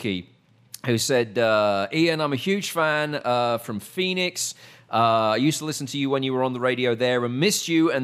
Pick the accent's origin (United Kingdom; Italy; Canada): United Kingdom; also born or lived in New York; now in Texas, United States; I was British